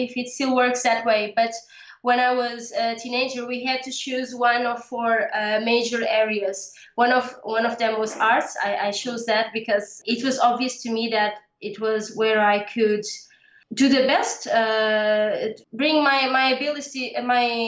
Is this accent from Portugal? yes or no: yes; Portugal; also born or lived in Lisbon suburbs; I live in the suburbs of Lisbon. Lisbon is the capital of my country. I live in Portugal, Europe.